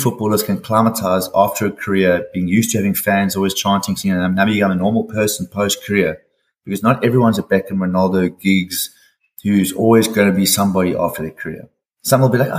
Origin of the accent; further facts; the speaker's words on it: Durban, KwaZulu-Natal, South Africa; also born or lived in Manchester / Finland / Turkey; I'm a Durban boy, so I was in Durban from dots